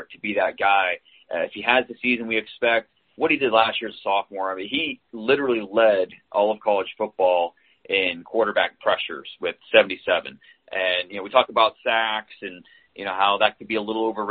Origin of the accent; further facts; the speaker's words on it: Northeast Ohio, United States; moved away as an adult; also born or lived in Texas; born and raised in Northeast Ohio, went down to Texas after I graduated from Mount Union